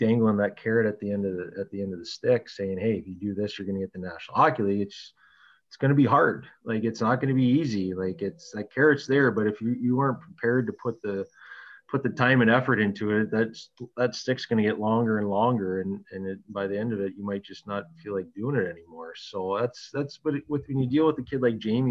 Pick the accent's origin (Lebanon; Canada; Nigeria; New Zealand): Canada; Sault Ste. Marie, Ontario; Sault Ste. Marie is my hometown